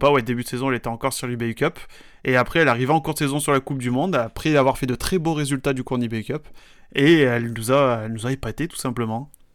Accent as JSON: {"language": "French", "country": "France", "said": "chez nous en France"}